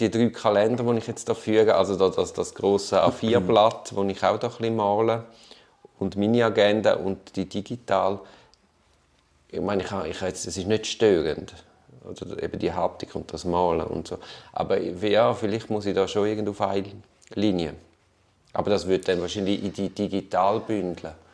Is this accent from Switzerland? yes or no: no; Tuscany, Italy; ja, ich komme aus der Toskana.